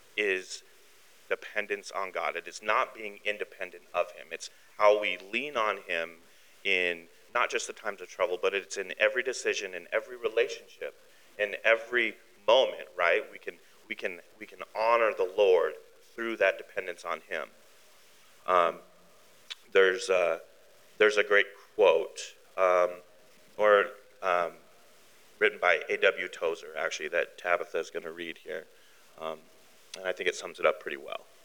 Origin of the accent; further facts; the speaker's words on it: Billings, Montana, United States; born in Billings, raised in Billings.